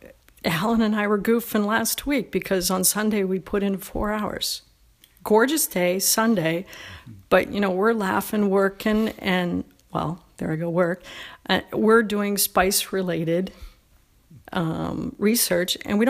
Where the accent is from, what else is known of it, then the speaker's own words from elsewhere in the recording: Toronto, Ontario, Canada; now in United States; I'm Canadian, was Canadian. I born and raised in Toronto.